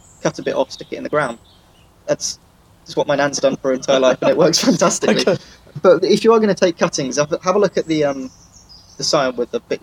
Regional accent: Cornwall, South West England, United Kingdom; now in Wales; I'm from Cornwall originally, that's where I grew up, and we had very mild winters

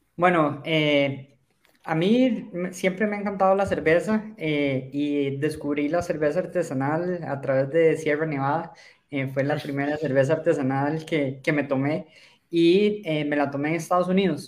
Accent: Costa Rica; Yo soy de Costa Rica

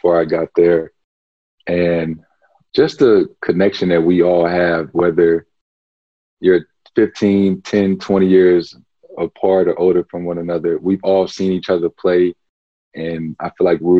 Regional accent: St. Louis, Missouri, United States; growing up in St. Louis.

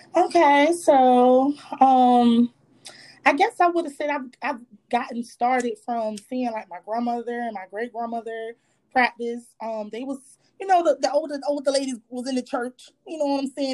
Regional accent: Virginia, United States; moved away; also born or lived in Charlotte / Philadelphia / the Carolinas; I just lived in Charlotte. I was raised in Virginia, stayed in Philadelphia, different places here and there. So, but I'm from the South

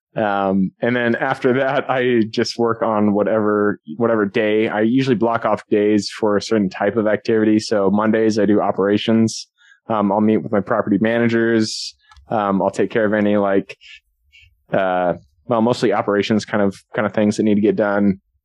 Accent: Seattle, Washington, United States; I'm from Seattle.

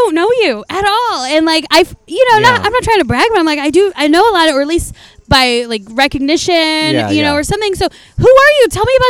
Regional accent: San Diego, California, United States; moved away; I'm from San Diego originally

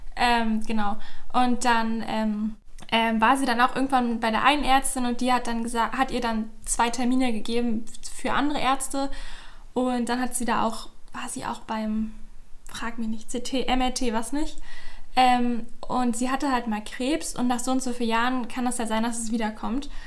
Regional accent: Berlin, Germany; moved away as an adult; now in Leipzig, Germany; ich komme auch aus Berlin, aber ich wohne gerade in Leipzig

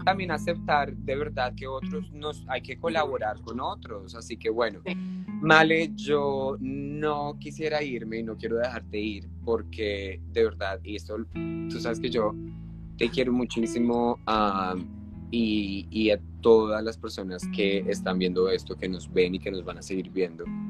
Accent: Colombia; nosotros como colombianos

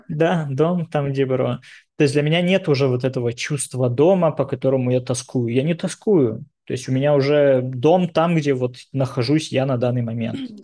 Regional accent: Dnipro, Dnipropetrovsk Oblast, Ukraine; also born or lived in Moscow, Russia / Tel Aviv, Israel; now in New York, United States; Когда я первый раз переезжал там, из Днепропетровска в Москву, для меня домом был Днепропетровск

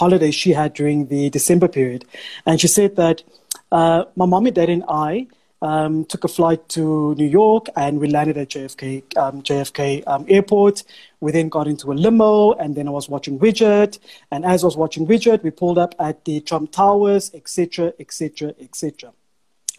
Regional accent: South Africa; first language Afrikaans; English is a second language; we come from the township

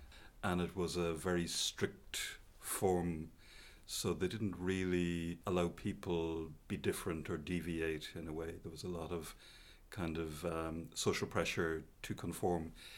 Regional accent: Sligo, Connacht, Ireland; I grew up in a town called Sligo. So Sligo is in the northwest of Ireland. It's a small town, it's about 20,000 people in it, and I was born in the 60s and then kind of grew up in the 70s.

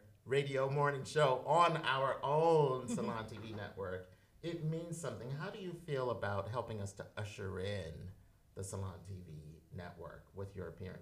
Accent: Philadelphia, Pennsylvania, United States; now in New York City, United States; I'm from Philadelphia as well. Shout out to North Philadelphia and all my family and friends down there

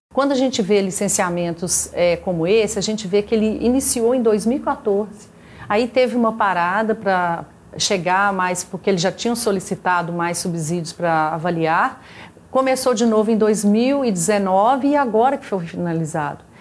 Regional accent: Minas Gerais, Brazil; da nossa existência enquanto mineiros

